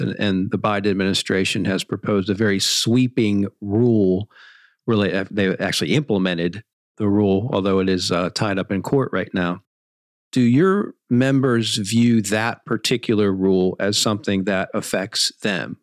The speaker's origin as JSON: {"language": "English", "town": "Pittsburgh", "region": "Pennsylvania", "country": "United States", "said": "I'm from Pittsburgh"}